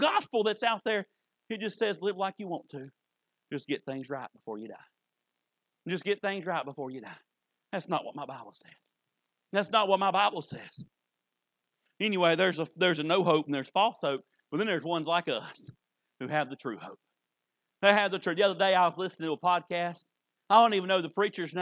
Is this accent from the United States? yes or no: yes; United States; I'm an American